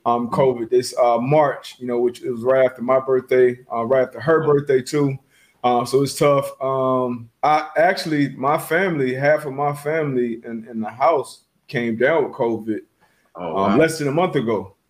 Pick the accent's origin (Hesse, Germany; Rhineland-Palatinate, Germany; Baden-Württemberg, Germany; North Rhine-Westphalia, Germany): Hesse, Germany; Frankfurt; born there; Yeah, I was born in Germany.